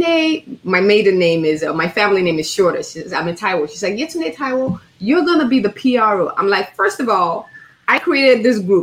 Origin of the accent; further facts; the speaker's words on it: Nigeria; also born or lived in Chicago, United States; I was born in Chicago, raised in Nigeria